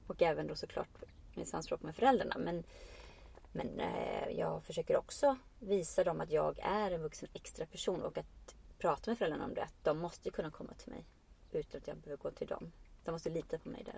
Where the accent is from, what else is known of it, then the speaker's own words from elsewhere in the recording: Iceland; now in Sweden; jag kommer från Island och kan vara jag men jag kommer också, jag är också invandrare